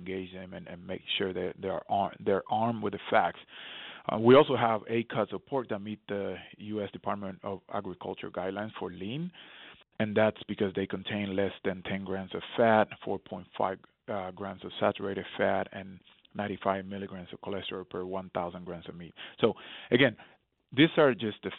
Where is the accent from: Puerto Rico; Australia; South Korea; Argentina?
Puerto Rico; moved away; I remember growing up in Puerto Rico, years ago